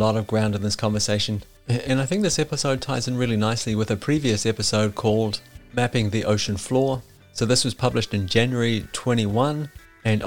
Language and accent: English; New Zealand; growing up in New Zealand